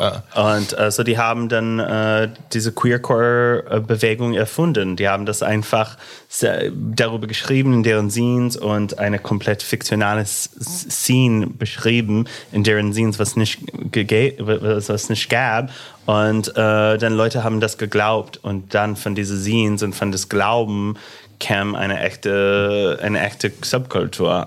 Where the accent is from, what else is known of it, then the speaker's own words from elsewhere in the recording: Illinois, United States; accent: American; German is a second language; moved away as an adult; now in Berlin, Germany; mit meinem amerikanischen Akzent